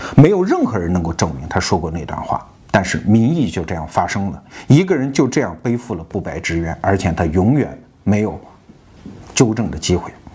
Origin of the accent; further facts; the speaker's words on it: China; 我们中国人